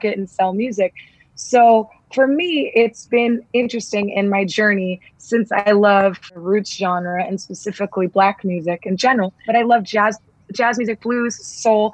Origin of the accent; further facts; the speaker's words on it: Southern California, United States; growing up in Southern California